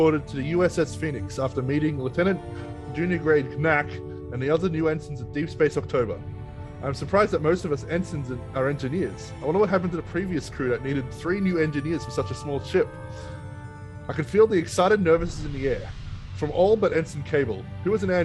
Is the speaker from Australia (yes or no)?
yes; Australia; accent: Aussie; I'm an Australian